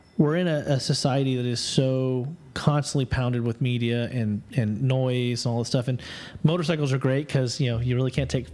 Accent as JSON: {"language": "English", "region": "Southern California", "country": "United States", "tie": "born or raised there", "moved": "yes", "lives_now": "Texas, United States", "said": "I grew up in Southern California in the countryside, which is all now houses."}